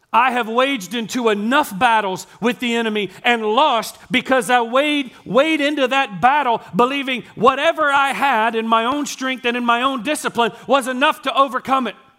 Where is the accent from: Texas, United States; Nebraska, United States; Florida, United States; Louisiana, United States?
Texas, United States; Gilmer; accent: East Texas; I was born and raised in East Texas. I told you, I was born in Gilmer.